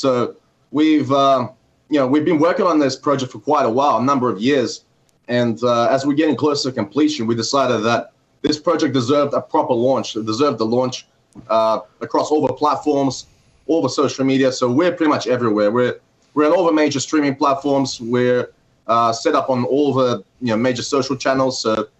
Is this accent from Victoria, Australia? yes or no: no; Gold Coast, Queensland, Australia; Yeah, we've got like beautiful beaches here, you know, sunny weather most of the time.